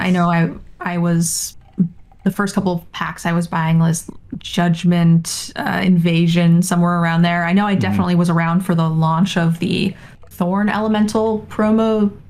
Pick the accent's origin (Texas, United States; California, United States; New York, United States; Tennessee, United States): California, United States; I was from California.